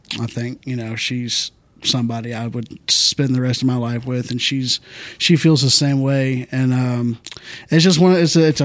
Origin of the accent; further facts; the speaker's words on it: Santa Fe, Texas, United States; also born or lived in League City, Texas; I grew up in Santa Fe